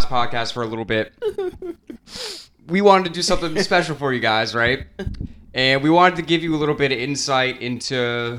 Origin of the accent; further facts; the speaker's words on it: Clearwater, Florida, United States; Clearwater, Florida. Born and raised.